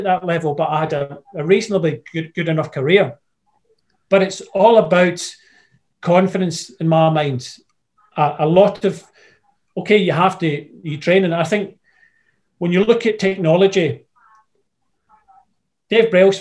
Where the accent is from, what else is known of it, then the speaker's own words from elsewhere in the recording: Scotland, United Kingdom; I'm Scottish